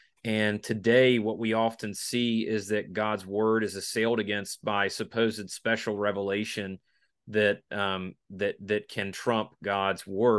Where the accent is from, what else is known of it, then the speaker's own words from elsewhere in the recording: the South, United States; And growing up in the South, it's a Southern tune.